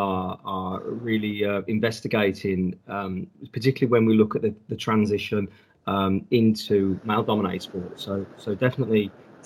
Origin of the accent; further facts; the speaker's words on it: United Kingdom; being a Brit